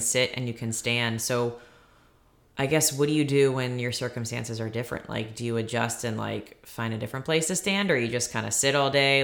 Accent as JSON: {"language": "English", "region": "Maryland", "country": "United States", "tie": "born or raised there", "moved": "yes", "lives_now": "Virginia, United States", "said": "I did go back to Maryland, my hometown"}